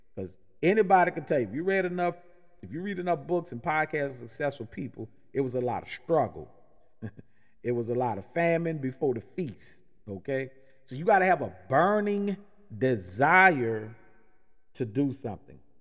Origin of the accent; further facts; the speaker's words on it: New Orleans, Louisiana, United States; now in Atlanta, United States; I'm originally born and raised in New Orleans